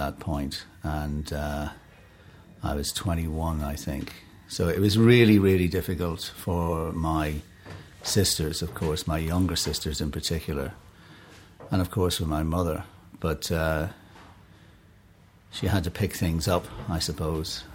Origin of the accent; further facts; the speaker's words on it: Enniskillen, Northern Ireland, United Kingdom; moved away as an adult; also born or lived in New York; I was born in Enniskillen. Beautiful town. Fabulous, beautiful island town. It was a great place to grow up as a kid